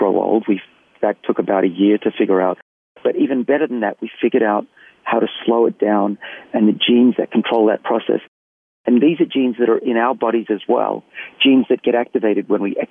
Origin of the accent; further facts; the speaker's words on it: Australia; accent: Australian; moved away as an adult; also born or lived in Boston; my accent's Australian